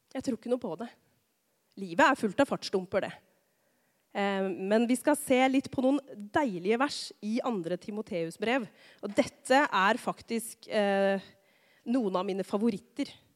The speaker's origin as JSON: {"language": "Norwegian", "town": "Rakkestad", "region": "Østfold", "country": "Norway", "lives_now": "Tistedal, Norway", "said": "jeg er fra Rakkestad."}